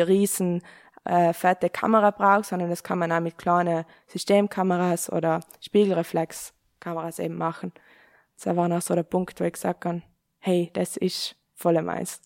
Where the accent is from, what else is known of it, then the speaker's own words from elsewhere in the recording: South Tyrol, Trentino-Alto Adige, Italy; bei uns in Südtirol